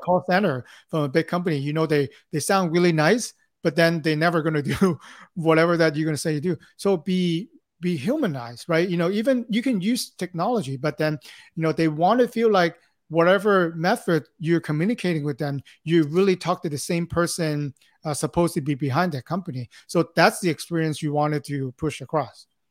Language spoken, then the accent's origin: English; Hong Kong; now in Los Angeles, United States; born and raised in Hong Kong, uh, came to Los Angeles here in nineteen